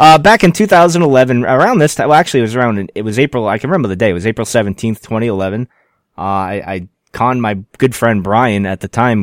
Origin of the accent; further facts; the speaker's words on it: Rhode Island, United States; I'm from Rhode Island